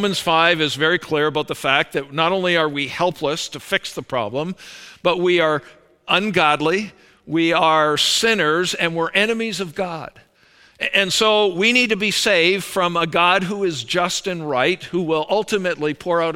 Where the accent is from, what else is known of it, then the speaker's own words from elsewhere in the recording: Calgary, Alberta, Canada; I was born up in Calgary, Alberta